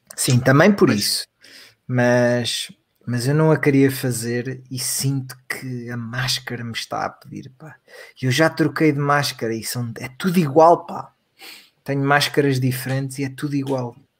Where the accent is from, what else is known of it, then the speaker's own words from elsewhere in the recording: Portugal; cá em Portugal